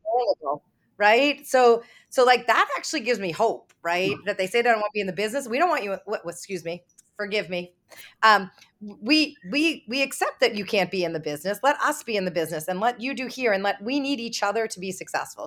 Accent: Boston, Massachusetts, United States; I'm from Boston

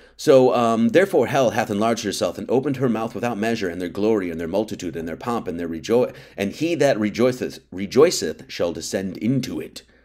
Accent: Wisconsin, United States; I grew up in Wisconsin

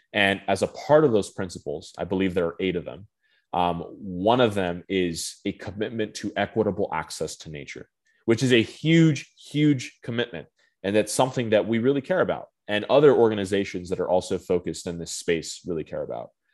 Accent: Phoenix, Arizona, United States; moved away as an adult; now in Washington, D.C., United States; I'm from Phoenix, Arizona originally

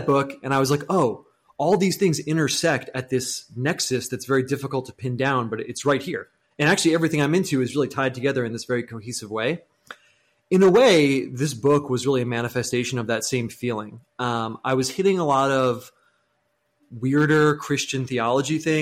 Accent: United States; Being American is a big part of it

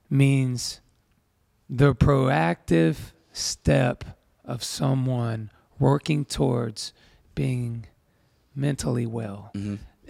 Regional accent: Tyler, Texas, United States; now in Georgia; Yeah, I was born in Texas, in Tyler, Texas, and which is in East Texas.

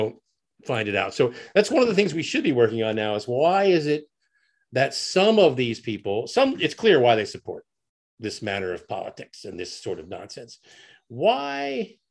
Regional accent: United States; as an American

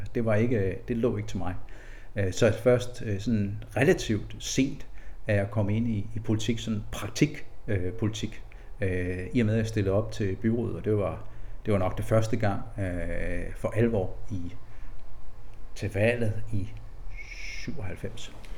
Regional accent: Lilleø, Zealand, Denmark; also born or lived in Korsør; så er jeg født i Korsør. Øh, øh, vokse op som barn på Lilleø

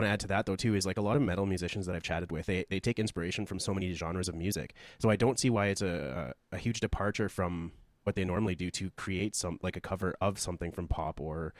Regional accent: Canada; we're both from Canada.

